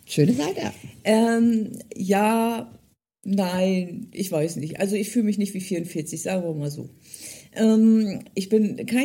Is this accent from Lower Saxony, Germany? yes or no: yes; Delmhorst, Lower Saxony, Germany; born there; Wie gesagt, ich bin ja in Delmhorst geboren und es gehört zu Niedersachsen und es ist im Norden